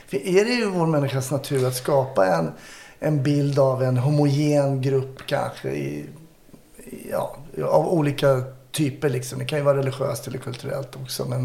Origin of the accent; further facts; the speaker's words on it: Germany; Min bästa kompis var italienare, jag tysk. Man kanske ser mer ut som en italienare än en klassisk tysk.